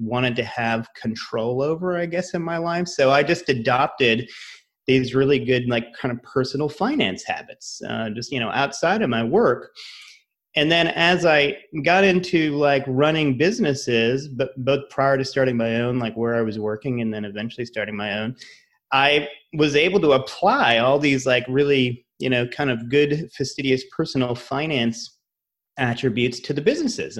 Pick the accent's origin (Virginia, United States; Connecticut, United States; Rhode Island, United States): Rhode Island, United States; moved away as an adult; also born or lived in Massachusetts / New York / Los Angeles; I'm from Rhode Island, went to school in Massachusetts.